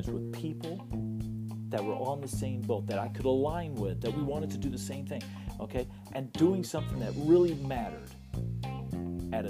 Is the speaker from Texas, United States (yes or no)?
yes; West Texas, United States; I was born in West Texas, so I am an official Texan-American